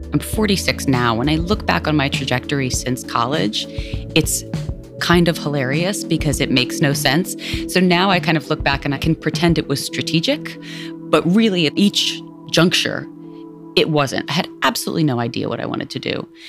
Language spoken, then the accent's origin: English; New York, United States; also born or lived in India; I was raised in the Lower East Side and the East Village